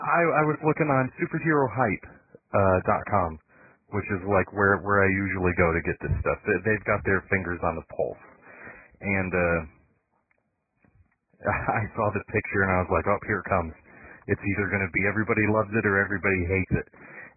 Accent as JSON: {"language": "English", "region": "Michigan", "country": "United States", "said": "I'm from Michigan, but I have no idea where that is."}